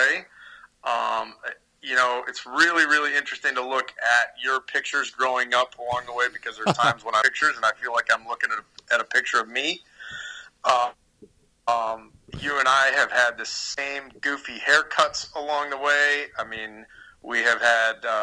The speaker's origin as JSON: {"language": "English", "town": "Syracuse", "region": "New York", "country": "United States", "moved": "yes", "lives_now": "Raleigh, United States", "said": "I am from Syracuse, New York originally"}